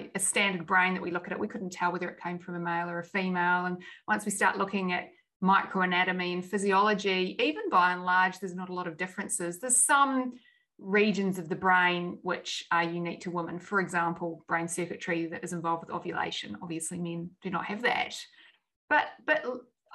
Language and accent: English; New Zealand; moved away; I grew up in New Zealand